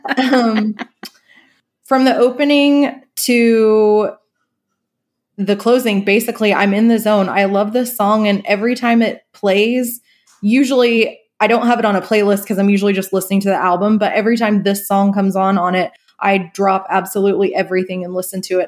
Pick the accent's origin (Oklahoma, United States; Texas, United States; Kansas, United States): Oklahoma, United States; northeastern; moved away; I grew up in a very small northeastern Oklahoma town